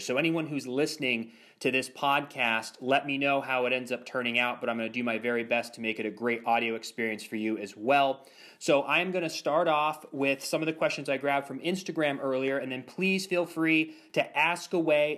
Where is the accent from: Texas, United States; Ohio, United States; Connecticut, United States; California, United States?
Ohio, United States; Ashtabula; moved away as an adult; also born or lived in Los Angeles; now in Orlando, United States; I grew up in Ashtabula, Ohio, which is a, a town east of Cleveland